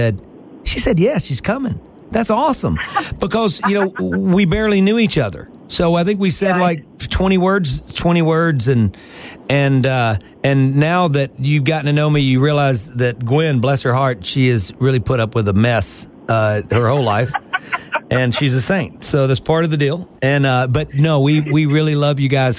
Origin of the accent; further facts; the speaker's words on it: Mississippi, United States; I was born in Mississippi